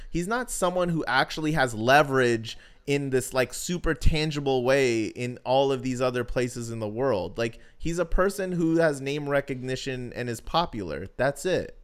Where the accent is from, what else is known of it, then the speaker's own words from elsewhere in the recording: the West, West Coast, United States; I'm from the West